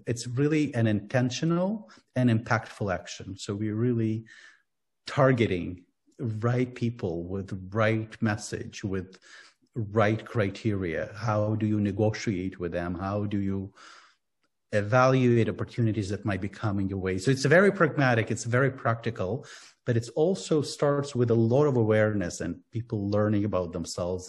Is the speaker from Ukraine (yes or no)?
yes; Ukraine; Yeah, I'm from Ukraine. I was born and grew up in Ukraine.